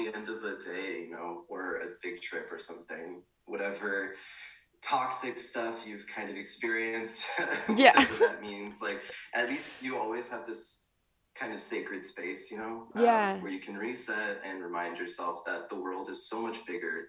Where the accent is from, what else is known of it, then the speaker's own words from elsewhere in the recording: Pacific Northwest, United States; now in Austin, United States; I grew up in the Pacific Northwest, moved around quite a bit, and yeah, it's been a wild ride.